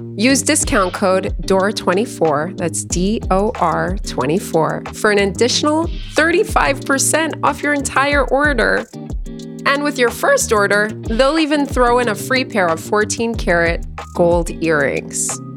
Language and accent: English; New York City, New York, United States; I was born in Queens, New York, and I'm a queen